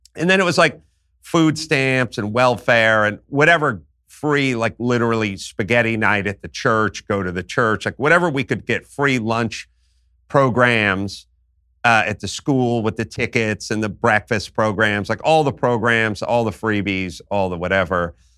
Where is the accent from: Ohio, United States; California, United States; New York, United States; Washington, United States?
California, United States; Los Angeles; I grew up in North Hollywood, California